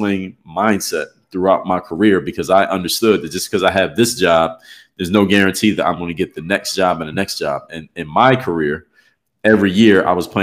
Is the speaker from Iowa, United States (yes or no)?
no; Philadelphia, Pennsylvania, United States; I'm actually from Philadelphia, PA